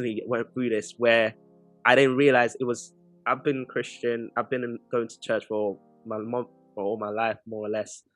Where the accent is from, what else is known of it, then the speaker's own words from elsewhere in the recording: Nigeria; now in United Kingdom; I'm from Nigeria